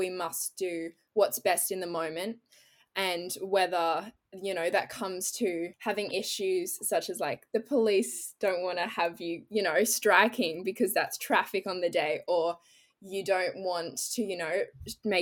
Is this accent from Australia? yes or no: yes; Australia; growing up in Australia, because my family's also in New Zealand